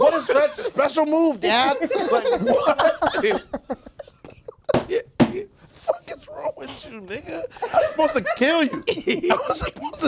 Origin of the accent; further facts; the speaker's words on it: New York City, New York, United States; I'm from the Bronx